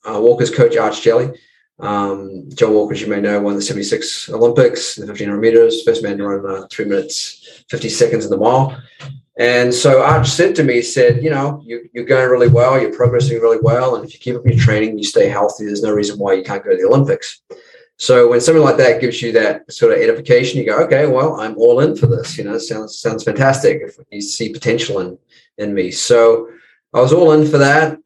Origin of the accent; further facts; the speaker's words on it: New Zealand; moved away as an adult; also born or lived in United States; now in Los Angeles, United States; I'm just across the ditch there, mate, in New Zealand. And I've been in the States. I left New Zealand when I was 20